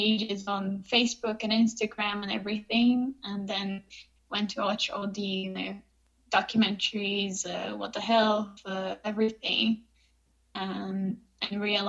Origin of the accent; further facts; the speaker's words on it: Rio de Janeiro, Brazil; Born and raised in Rio de Janeiro, Brazil